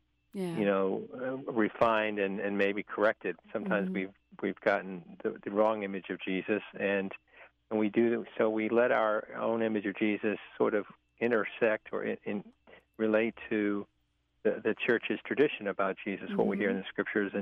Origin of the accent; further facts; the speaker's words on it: Richmond, Virginia, United States; growing up in St. Paul's Parish, in north side of Richmond, Virginia, where I'm from